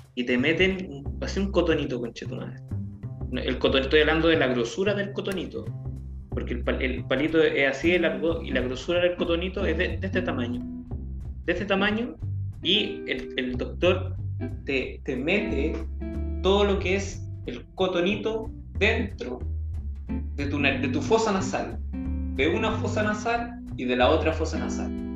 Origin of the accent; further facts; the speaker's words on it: Chile; como todo chileno que nos está viendo en su casa